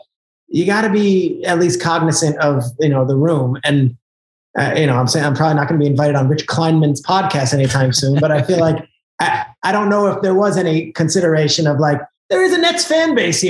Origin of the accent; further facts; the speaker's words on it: New Jersey, United States; I grew up in New Jersey, which I did